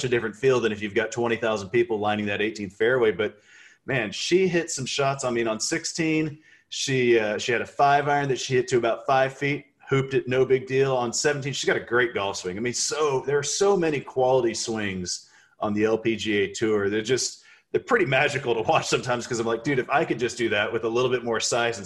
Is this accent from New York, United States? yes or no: no; Texas, United States; I'm from Texas